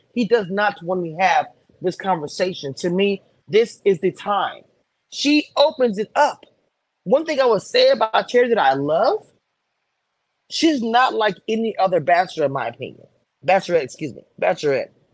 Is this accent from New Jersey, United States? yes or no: no; New Orleans, Louisiana, United States; New Orleans, my hometown